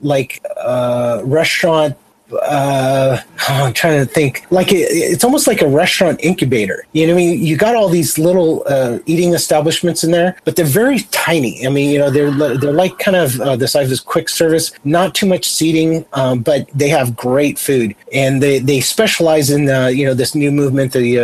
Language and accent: English; Santa Barbara, California, United States; Santa Barbara, my hometown